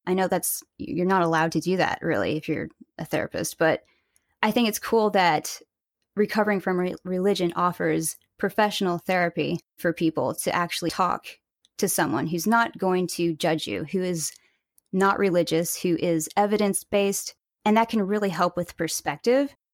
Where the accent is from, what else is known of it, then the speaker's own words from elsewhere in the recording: Springfield, Missouri, United States; now in California, United States; I grew up in Springfield, Missouri, actually, and I now live in California